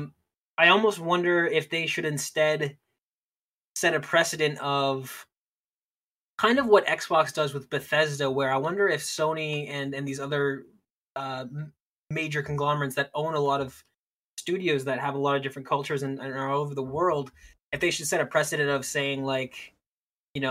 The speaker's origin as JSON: {"language": "English", "country": "Canada", "said": "I'm speaking as a Canadian"}